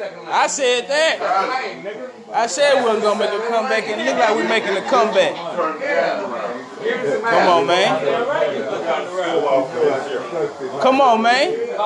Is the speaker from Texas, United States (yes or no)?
yes; Houston, Texas, United States; I'm born and raised in Houston, Texas.